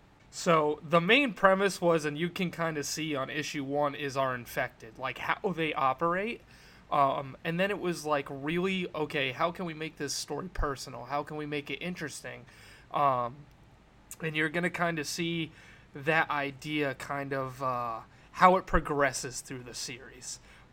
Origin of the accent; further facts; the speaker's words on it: Worcester, Massachusetts, United States; I'm from Worcester, Massachusetts. I'm a local creator.